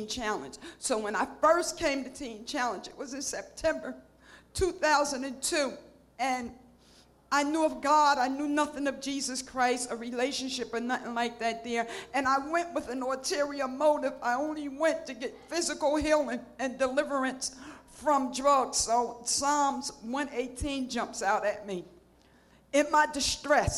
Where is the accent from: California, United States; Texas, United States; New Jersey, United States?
New Jersey, United States; I'm from New Jersey